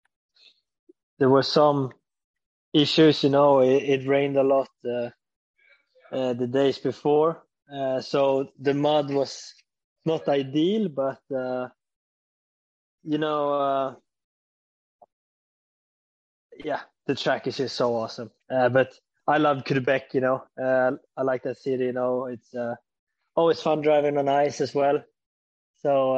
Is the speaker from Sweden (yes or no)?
yes; Sweden; obviously being a Swede